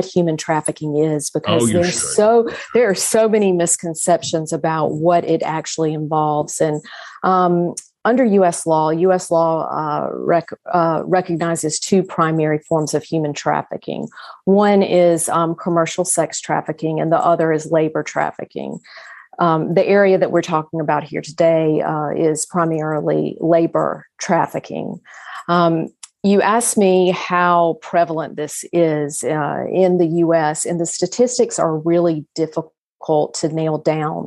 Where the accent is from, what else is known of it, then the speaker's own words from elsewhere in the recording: South Carolina, United States; I was born and raised in South Carolina